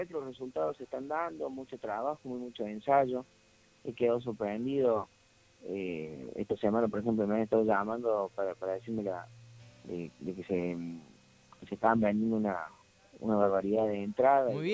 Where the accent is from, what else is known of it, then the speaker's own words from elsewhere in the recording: Córdoba, Argentina; uno como cordobés